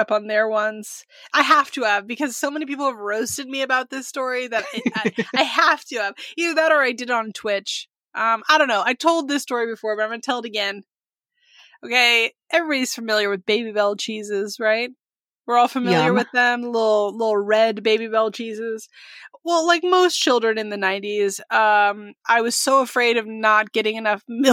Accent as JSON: {"language": "English", "area": "Sonoma County", "region": "California", "country": "United States", "tie": "born or raised there", "said": "I grew up in Sonoma County, which is just north of San Francisco"}